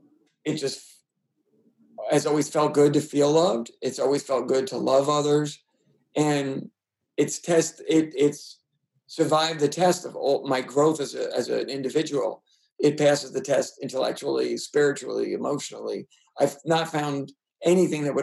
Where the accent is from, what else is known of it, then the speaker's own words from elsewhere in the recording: New York City, New York, United States; moved away; I was from New York City. I mean, we in high school, junior high school, we lived in the suburbs, but I'm kind of like, it was a city kid mentality.